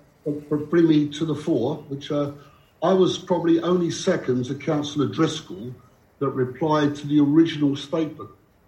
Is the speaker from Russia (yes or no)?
no; London, United Kingdom; moved away; I come from the East End of London